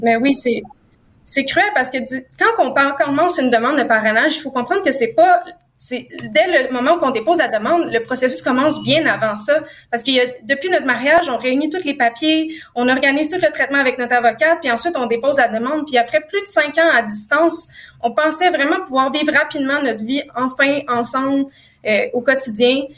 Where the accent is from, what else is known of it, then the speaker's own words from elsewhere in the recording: Quebec, Canada; je suis une Québécoise. Je veux vivre ma vie au Québec